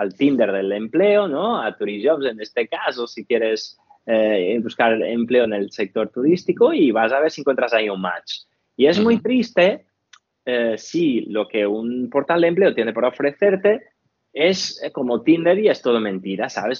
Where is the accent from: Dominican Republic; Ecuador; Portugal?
Portugal; now in Spain; soy portugués